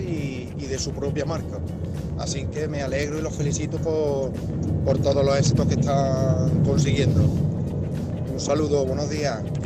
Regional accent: Cádiz, Andalusia, Spain; soy de aquí de Cádiz

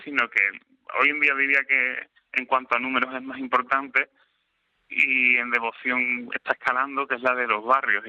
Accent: Sanlúcar de Barrameda, Andalusia, Spain; yo soy de San Sanlúcar de Barrameda

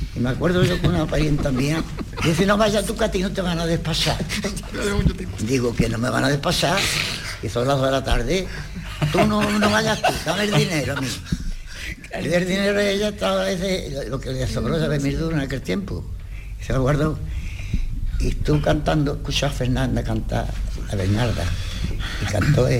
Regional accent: Utrera, Andalusia, Spain; nosotros somos de Utrera.

